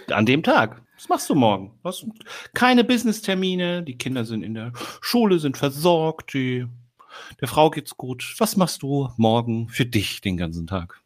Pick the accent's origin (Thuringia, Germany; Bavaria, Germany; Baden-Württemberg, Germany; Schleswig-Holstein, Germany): Thuringia, Germany; Eisenach; moved away as an adult; now in Hamburg, Germany; Und ich bin tatsächlich am Fuße der Wartburg geboren und aufgewachsen.